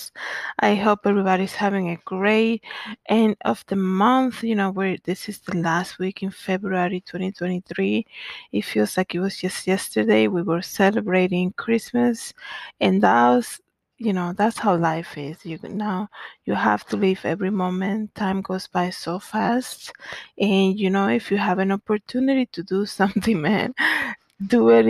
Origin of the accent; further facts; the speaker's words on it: Dominican Republic; also born or lived in Bronx, New York City; now in Connecticut, United States; I grew up in the Dominican Republic